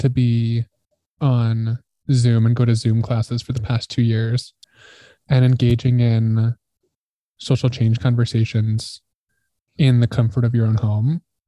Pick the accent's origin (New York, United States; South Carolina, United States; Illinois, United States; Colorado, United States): Colorado, United States; Grand Junction; growing up in Grand Junction, Colorado